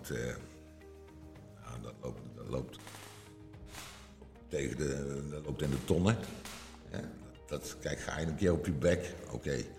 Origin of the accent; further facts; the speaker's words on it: Limburg, Netherlands; accent: soft G; misschien dat dat komt door mijn zachte G, dat ik uit Limburg kom